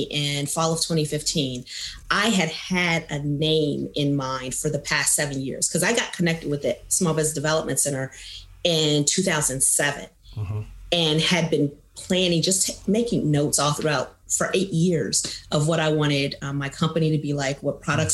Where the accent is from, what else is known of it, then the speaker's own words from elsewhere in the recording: Kansas City, Missouri, United States; also born or lived in Chicago area, Illinois; my family's originally from the Chicago area, the Great Lakes, Naval Base area. Yeah. But I grew up in Kansas City. Most of my life.